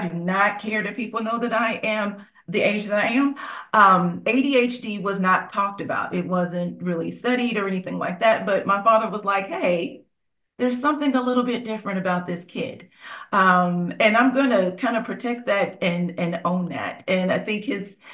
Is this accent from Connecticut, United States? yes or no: no; Cincinnati, Ohio, United States; now in Nashville, United States; former Midwesterner, I'm from Cincinnati, Ohio